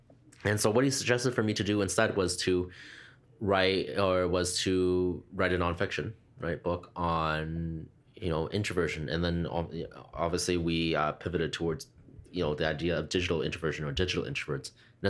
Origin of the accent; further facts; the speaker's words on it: Canada; born there; also born or lived in Hong Kong; And so although I was born here in mm-hmm. Canada, I'm a Canadian citizen, but did move over to Hong Kong for a few years.